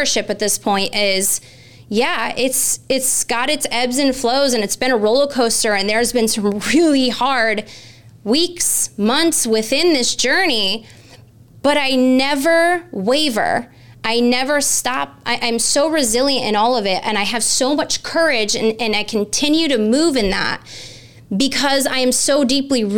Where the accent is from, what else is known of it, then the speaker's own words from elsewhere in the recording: Connecticut, United States; In my state of Connecticut, my home state where I grew up